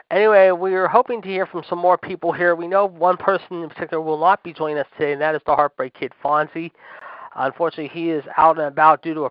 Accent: Pittsburgh, Pennsylvania, United States; my hometown, Pittsburgh

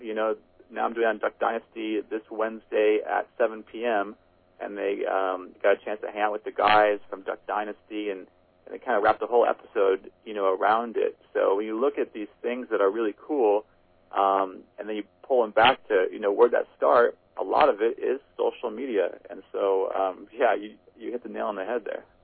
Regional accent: Midwest, United States; a Midwest kid

